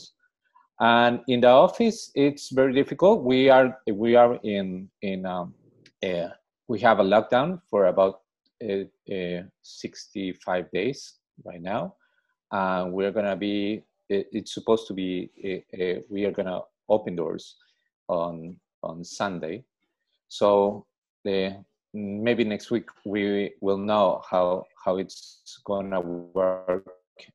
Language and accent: English; Lima, Peru; I'm from Lima, from Peru.